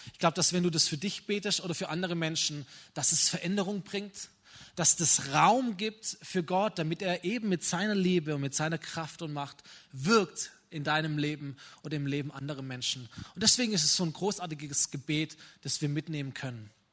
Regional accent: Germany; wir sind als Deutsche

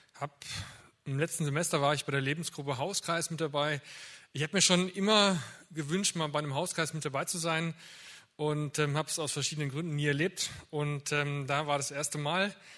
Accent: Winnenden, Baden-Württemberg, Germany; Ich komme hier aus Winnenden

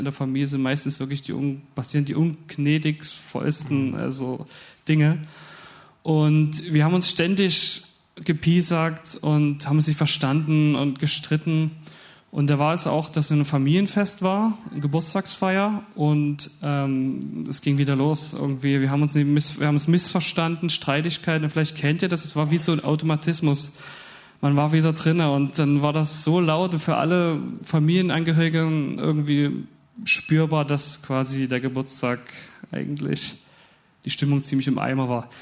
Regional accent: Dresden, Saxony, Germany; moved away as an adult; ich komme aus Dresden

